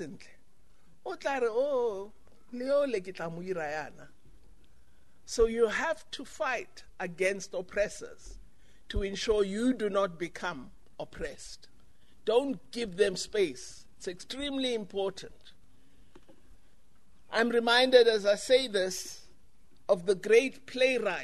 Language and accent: English; Gaborone, South-East District, Botswana; now in South Africa; I was born in South Africa, I'm a South African, but I grew up in Gaborone. So I am of the Botswana